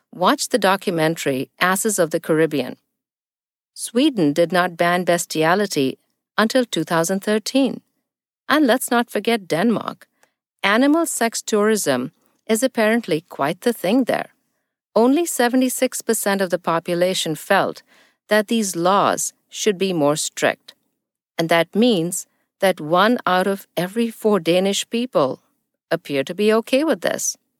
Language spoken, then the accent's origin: English; New Delhi, Delhi, India; now in United States; I live in the U S, but was born and raised in New Delhi, India